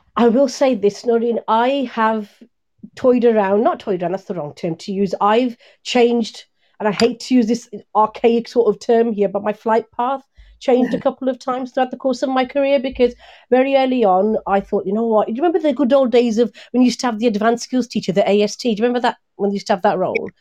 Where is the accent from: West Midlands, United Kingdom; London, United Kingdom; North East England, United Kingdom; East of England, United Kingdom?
West Midlands, United Kingdom; Birmingham; born or raised there